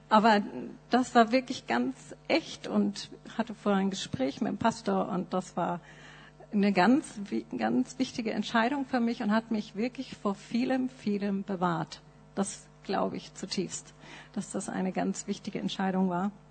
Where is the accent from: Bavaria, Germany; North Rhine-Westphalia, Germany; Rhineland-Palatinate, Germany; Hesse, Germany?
Bavaria, Germany; Nuremberg; meine Eltern äh, waren in der Baptistengemeinde in Nürnberg. Das ist mein geistliches Zuhause. Da bin ich aufgewachsen in der Sonntagsschule und Jungscher Freizeiten.